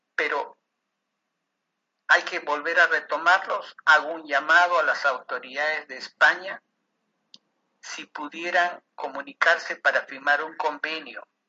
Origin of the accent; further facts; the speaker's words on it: Peru; el gobierno peruano en mi país